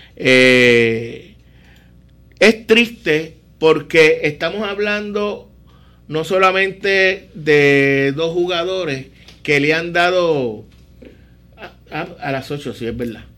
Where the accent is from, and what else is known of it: Puerto Rico